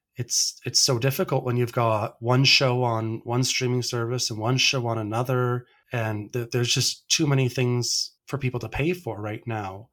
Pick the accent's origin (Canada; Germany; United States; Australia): Canada; as a Canadian baseball fan